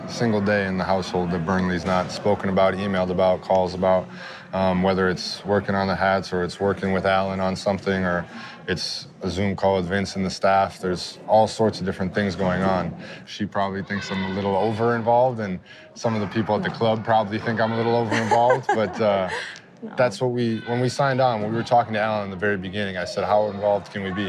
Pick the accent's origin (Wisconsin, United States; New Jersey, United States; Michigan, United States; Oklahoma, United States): Wisconsin, United States; I'm from Wisconsin